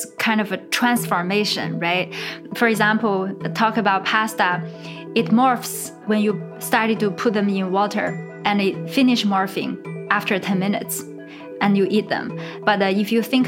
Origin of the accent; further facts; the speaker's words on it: China; moved away; I'm from China